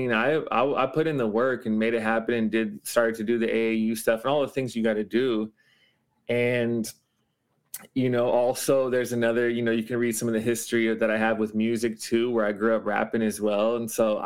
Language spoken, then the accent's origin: English; Los Angeles, California, United States; moved away as an adult; now in Honolulu, United States; I grew up in Los Angeles and moved here at 18.